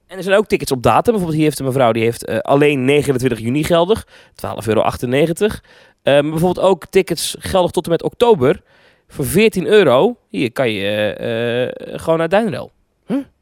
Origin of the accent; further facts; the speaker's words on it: Netherlands; ik ben een Hollander